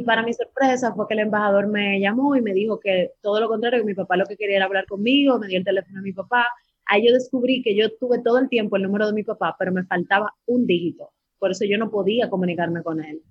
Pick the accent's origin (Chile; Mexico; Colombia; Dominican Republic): Dominican Republic; nací en República Dominicana y esa vaina no deja aquí